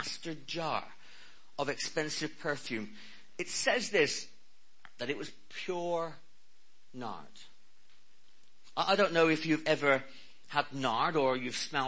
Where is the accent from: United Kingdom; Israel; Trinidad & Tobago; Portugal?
United Kingdom; Cornwall, South West England; I'm Cornish.